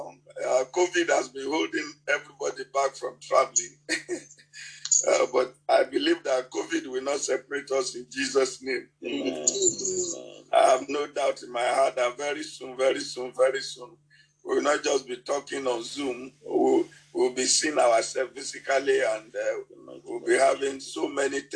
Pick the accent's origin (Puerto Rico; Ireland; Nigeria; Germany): Nigeria; English is a second language; In my native language in Nigeria here